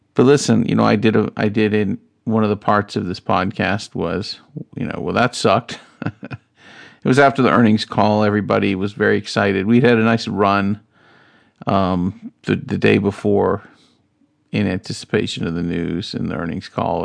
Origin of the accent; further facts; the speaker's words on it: North Carolina, United States; I grew up in North Carolina, South